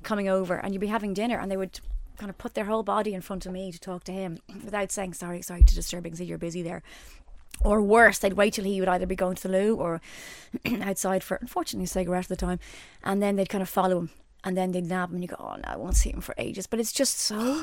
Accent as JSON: {"language": "English", "country": "Ireland"}